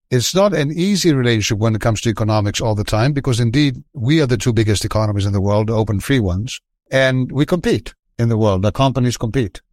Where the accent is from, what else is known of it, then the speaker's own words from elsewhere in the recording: Athens, Attica, Greece; I was from Athens